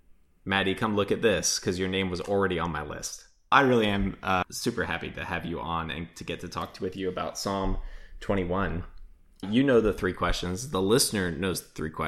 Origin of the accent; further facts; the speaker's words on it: Australia; I'm from Australia